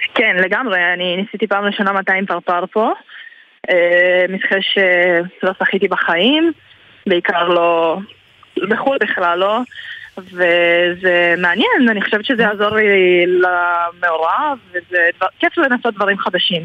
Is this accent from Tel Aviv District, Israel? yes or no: no; Kiryat Bialik, Haifa District, Israel; המקום שגדלתי בו